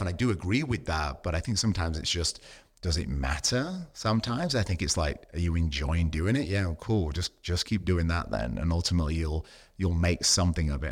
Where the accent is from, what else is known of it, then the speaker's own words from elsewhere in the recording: United Kingdom; now in Australia; being British